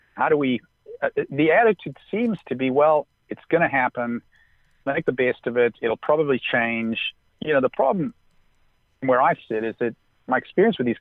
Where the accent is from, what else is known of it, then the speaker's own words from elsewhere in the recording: Southern California, United States; growing up in Southern California, I got to know Wayne Bryan